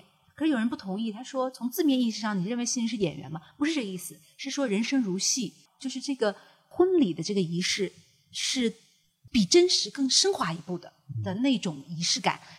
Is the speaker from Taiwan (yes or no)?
no; China; 对，不过我其实觉得，因为我们中国人的民族性格和对礼仪的观念跟西方人本来就不一样，